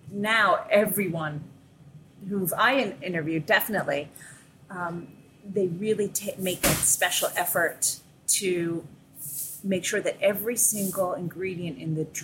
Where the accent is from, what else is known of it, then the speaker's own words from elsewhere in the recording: Philadelphia, Pennsylvania, United States; being a Philadelphian myself, I do know that the city has changed a lot